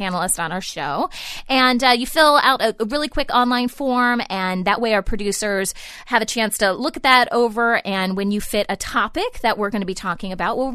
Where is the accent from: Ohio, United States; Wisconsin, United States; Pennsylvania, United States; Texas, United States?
Ohio, United States; moved away; I'm originally from Ohio